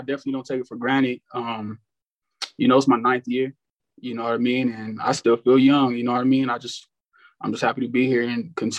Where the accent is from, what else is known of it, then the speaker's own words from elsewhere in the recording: Arizona, United States; moved away as an adult; also born or lived in Maryland; I'm from Arizona